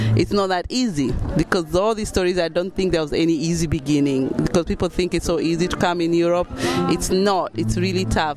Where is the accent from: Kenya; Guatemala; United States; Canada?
Kenya; moved away as an adult; also born or lived in United Kingdom; now in Germany; I'm from Kenya originally